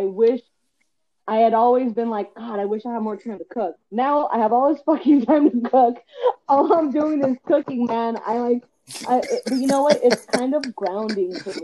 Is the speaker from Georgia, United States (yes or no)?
no; Montebello, California, United States; also born or lived in Compton; Montebello, my hometown